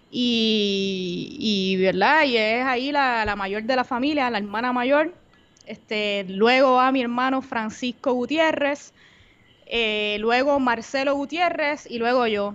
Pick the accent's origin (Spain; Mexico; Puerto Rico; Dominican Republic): Puerto Rico; Bayamón; also born or lived in Comerío, Puerto Rico; Soy de Bayamón, Puerto Rico